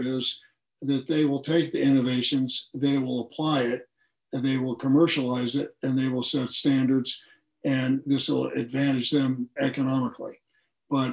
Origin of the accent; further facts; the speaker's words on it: United States; as an American